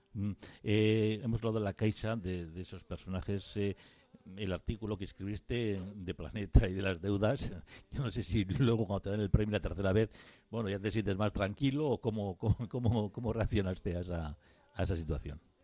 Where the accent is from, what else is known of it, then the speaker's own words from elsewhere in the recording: Arteaga, Basque Country, Spain; yo soy de Arteaga, de un pueblo de, cerca de Gárnica